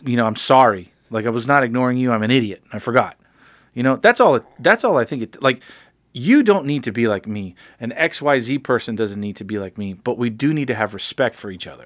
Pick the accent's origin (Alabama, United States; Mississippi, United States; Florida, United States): Florida, United States; Miami; now in Nashville, United States; I'm from Miami.